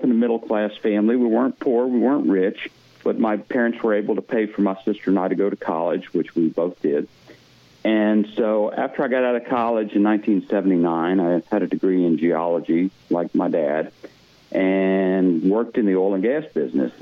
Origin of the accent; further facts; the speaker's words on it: Lafayette, Louisiana, United States; moved away as an adult; also born or lived in Houston; now in Texas Hill Country, United States; Where I grew up in Lafayette and where I lived after college, that was solely dependent on oil and gas